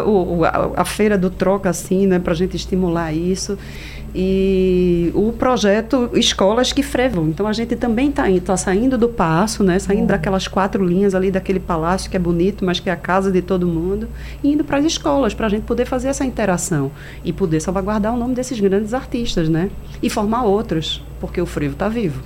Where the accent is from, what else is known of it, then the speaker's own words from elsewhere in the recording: Recife, Pernambuco, Brazil; vem de onde eu nasci, vem da, da minha família, vem de Casa Amarela, né? Eu sou de Casa Amarela